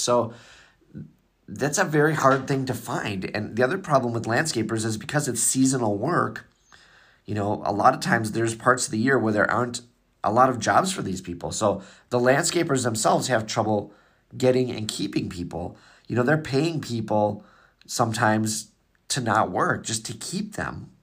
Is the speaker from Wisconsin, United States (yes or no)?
yes; Wisconsin, United States; I'm from Wisconsin